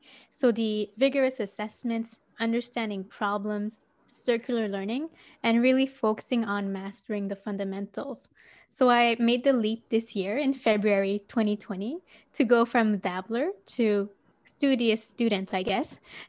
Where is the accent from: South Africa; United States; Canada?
Canada; Montreal, Quebec; I'm from Montreal, Canada.